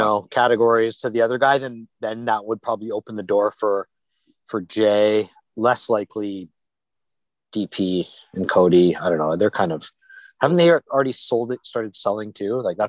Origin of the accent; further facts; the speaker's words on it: Vancouver, British Columbia, Canada; We're from Vancouver.